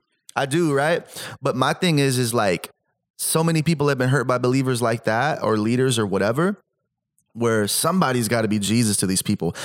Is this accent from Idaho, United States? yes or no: no; Salinas, California, United States; also born or lived in Stockton; I grew up where I grew up in Salinas